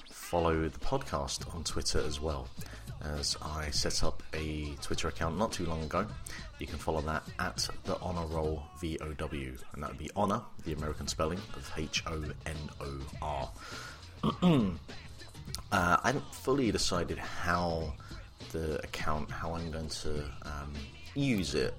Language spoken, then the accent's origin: English; England, United Kingdom; also born or lived in Republic of Ireland; now in Ireland; I am English, but I live in the Republic of Ireland, so my family are all back in the United Kingdom